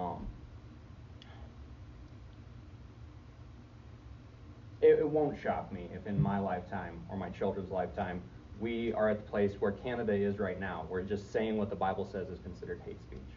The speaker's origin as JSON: {"language": "English", "country": "United States", "said": "as an American"}